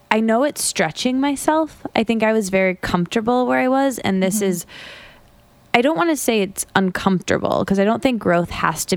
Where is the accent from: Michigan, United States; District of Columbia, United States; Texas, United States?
Michigan, United States; moved away as an adult; also born or lived in Detroit; now in New York, United States; I went to college in a college town that I grew up in Michigan. And I'd never lived outside of the Midwest, outside of Michigan